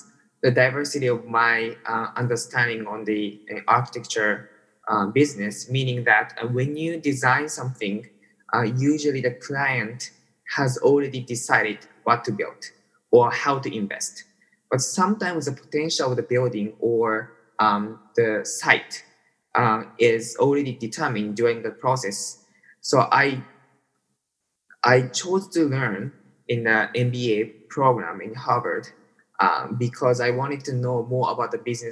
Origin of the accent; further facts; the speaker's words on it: Tokyo, Japan; I was born and raised in Tokyo.